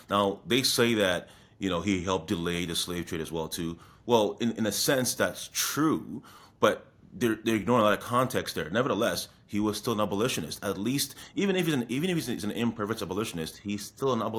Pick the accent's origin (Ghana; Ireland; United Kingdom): Ghana; as an Akan person, as a Ghanaian, the the meaning of sankofa is actually very very important